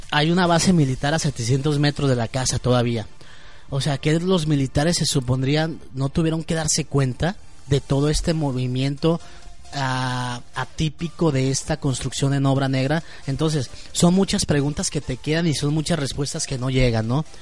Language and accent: Spanish; Mexico; yo como ciudadano mexicano